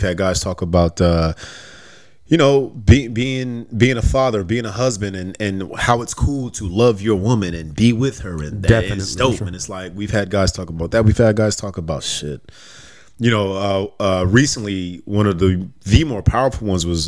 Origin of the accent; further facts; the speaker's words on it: Las Vegas, Nevada, United States; now in Los Angeles, United States; I'm born and raised in Las Vegas.